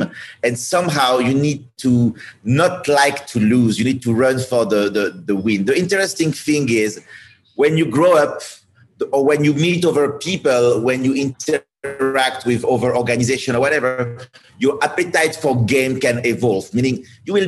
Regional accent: France; moved away; I'm coming from France

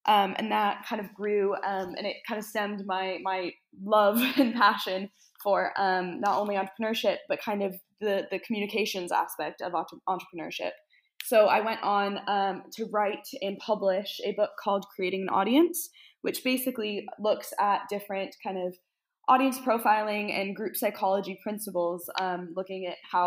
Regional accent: United States; moved away as an adult; also born or lived in Scotland; I'm from America, but I moved over to Scotland for university.

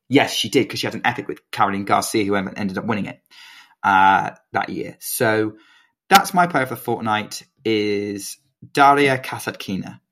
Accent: United Kingdom; as a Brit

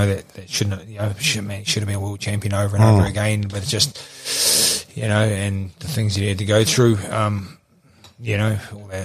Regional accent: Gisborne, New Zealand; now in Auckland, New Zealand; I'm from Gisborne, you know, so I want to be closer to my mum and dad.

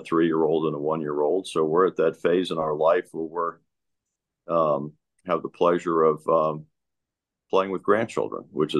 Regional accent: Tampa, Florida, United States; I was actually born and raised in Tampa. It's where I spent my career and raised my family.

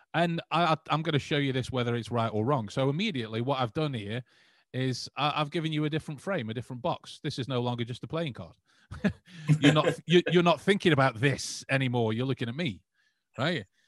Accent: England, United Kingdom; we we are proud English men

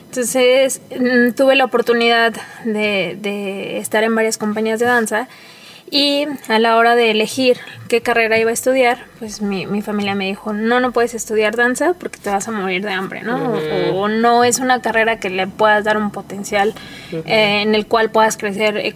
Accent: Mexico City, Mexico; moved away as an adult; now in León, Mexico; soy de la Ciudad de México. Eh, recién me vine a vivir a León hace dos años

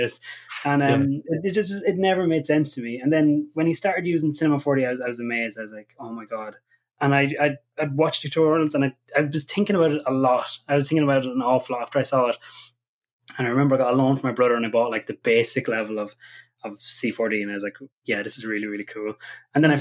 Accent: County Kildare, Ireland; also born or lived in Dublin; now in Letterkenny, Ireland; I'm originally from Kildare

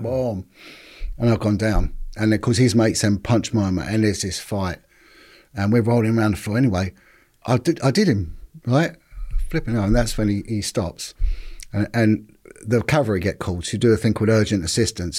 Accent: London, United Kingdom; I'm originally from Paddington, in, uh, sort of just central London, just outside

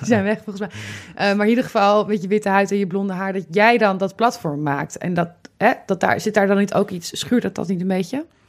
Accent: Amsterdam, North Holland, Netherlands; ik als Amsterdammer

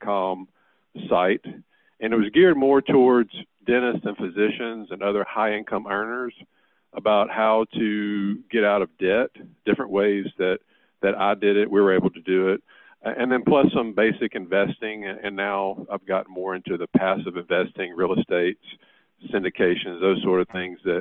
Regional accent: Louisiana, United States; I'm from Louisiana

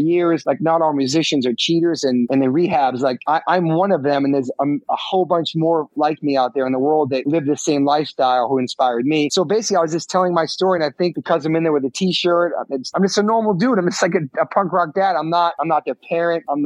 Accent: New York, United States; growing up in New York, taking the subways

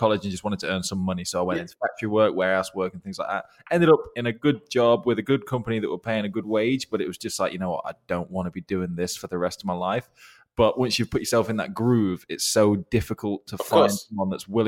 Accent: Swadlincote, East Midlands, United Kingdom; I'm still from Swadlincote

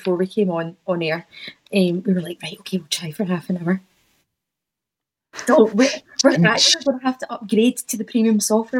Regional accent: Largs, Scotland, United Kingdom; also born or lived in Glasgow; I'm from Largs originally, I didn't just pick on a map.

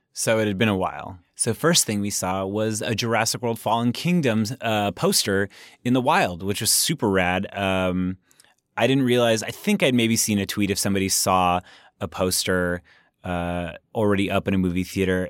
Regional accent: Southern California, United States; I grew up in Southern California

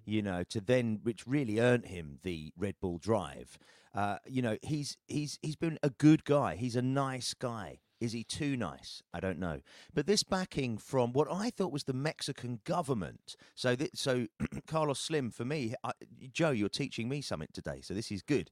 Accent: United Kingdom; as a Brit

